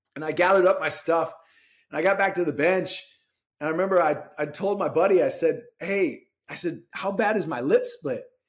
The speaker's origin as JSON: {"language": "English", "town": "Rochester", "region": "Minnesota", "country": "United States", "tie": "born or raised there", "said": "I grew up in Rochester, Minnesota"}